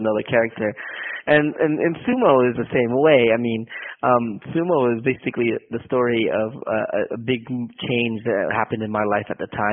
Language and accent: English; San Jose, California, United States; moved away as an adult; now in Oakland, United States; I grew up in San Jose, California